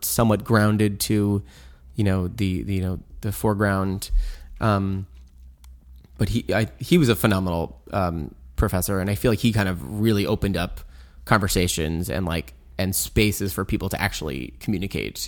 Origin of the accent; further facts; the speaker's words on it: Long Island, New York, United States; also born or lived in Providence, Rhode Island, United States / Brooklyn, New York, United States; now in Wassaic, United States; growing up in Long Island, we'd go to museums